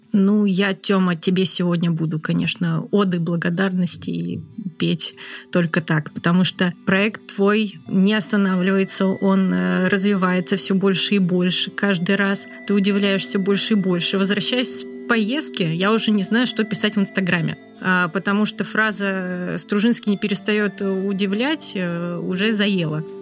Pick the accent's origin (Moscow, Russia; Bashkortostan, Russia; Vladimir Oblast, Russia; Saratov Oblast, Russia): Moscow, Russia; мы, москвичи